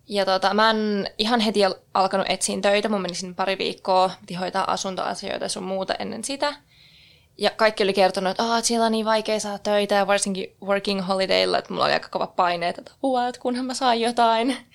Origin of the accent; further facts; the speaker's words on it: Keminmaa, Lapland, Finland; moved away as an adult; also born or lived in Brisbane, Australia; now in Australia; ja mä oon Pohjois-Suomesta, tarkemmin jotain Keminmaasta, eli sieltä Merilapista, ja asunut Australiassa nyt kaksi ja puoli vuotta.